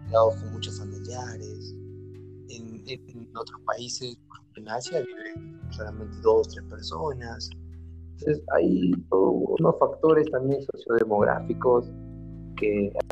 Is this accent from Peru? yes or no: yes; Peru; en mi país, en Perú